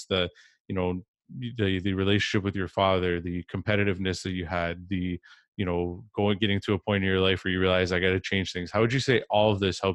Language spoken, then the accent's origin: English; Canada; I'm from Canada